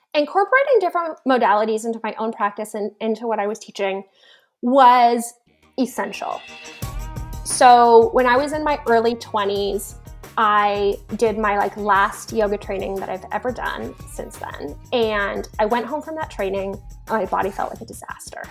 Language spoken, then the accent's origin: English; Toronto, Ontario, Canada; moved away as an adult; I grew up in Toronto, which is a huge city in Canada.